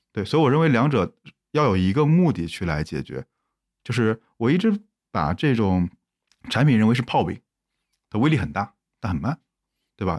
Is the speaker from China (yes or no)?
yes; Zhengzhou, Henan, China; moved away; 回到我老家郑州